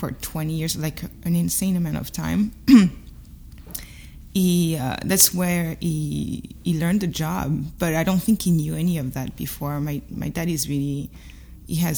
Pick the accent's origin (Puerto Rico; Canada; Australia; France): France; Paris suburbs, Île-de-France; English is a second language; moved away as an adult; now in Brooklyn, United States; I grew up in Paris suburbs